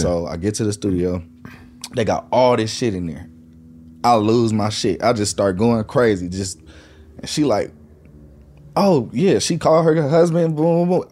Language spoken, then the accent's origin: English; Lancaster, California, United States; also born or lived in Inglewood, California / North Hollywood, California; we moved from Inglewood, ninety-second and Van Ness to Lancaster, finished school out there, did school out there, and then I came back out here to North Hollywood